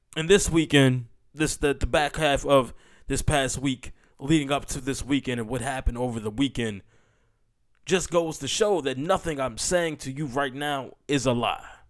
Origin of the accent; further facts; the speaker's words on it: United States; as an American